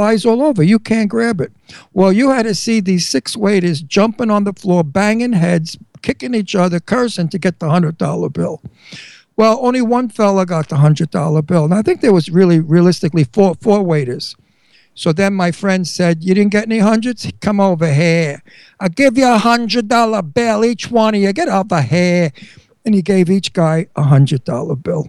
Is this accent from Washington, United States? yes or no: no; New York City, New York, United States; moved away; also born or lived in Verona, Italy (ancestry); I'm Italian from Brooklyn